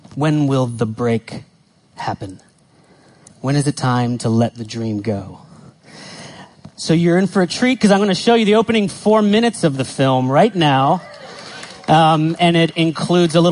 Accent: United States; I grew up in the States

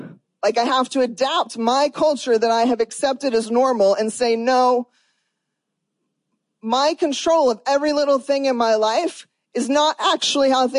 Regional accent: United States; I am an American. I've lived in America my whole life

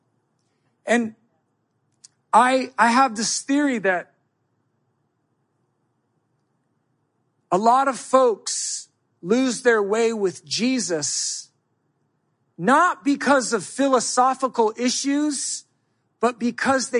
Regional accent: United States; I'm American. I think it's because I was raised up under rugged individualism.

